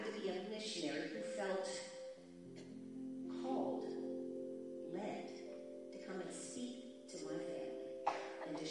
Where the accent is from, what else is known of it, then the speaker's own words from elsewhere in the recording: United States; I'm American